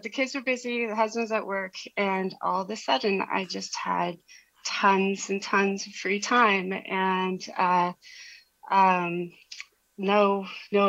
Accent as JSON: {"language": "English", "country": "United States", "also_born_or_lived": "Malaysia / Guangzhou, China / Hong Kong", "moved": "as an adult", "lives_now": "Riyadh, Saudi Arabia", "said": "I'm from the States, and my husband and I lived in Asia for 12 years abroad"}